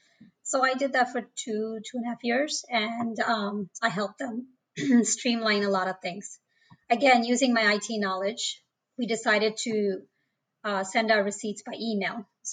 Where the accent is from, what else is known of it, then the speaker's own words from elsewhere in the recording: India; born there; Right. I was born in India. And I think everybody's aware it's a third world country.